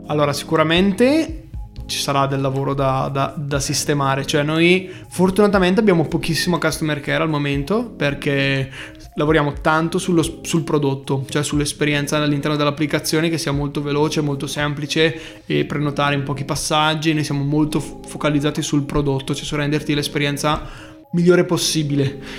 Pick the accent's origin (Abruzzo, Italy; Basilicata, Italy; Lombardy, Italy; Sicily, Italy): Lombardy, Italy; Bergamo; accent: Bergamasque; also born or lived in Milan; è un po' pesante il nostro accento